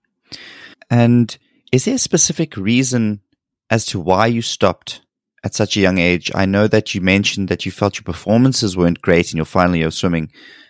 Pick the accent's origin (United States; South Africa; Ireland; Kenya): South Africa; I'm a South African, so our system is very different to yours in terms of sports and going to college, or we call it university or varsity.